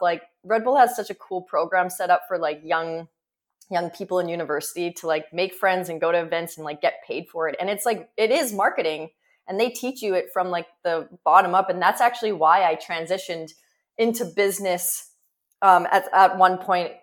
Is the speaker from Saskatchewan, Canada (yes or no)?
yes; Prince Albert, Saskatchewan, Canada; moved away; I grew up in Prince Albert, Saskatchewan, in the middle of fucking nowhere